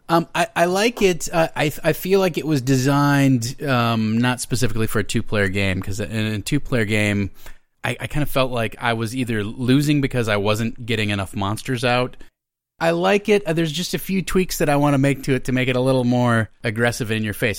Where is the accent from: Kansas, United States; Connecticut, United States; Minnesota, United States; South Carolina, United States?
Minnesota, United States; moved away as an adult; now in Los Angeles, United States; I am originally from Minnesota